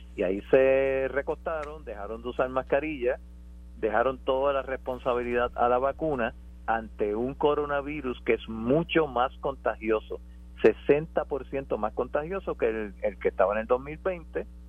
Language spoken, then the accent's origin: Spanish; Puerto Rico; somos todos puertorriqueños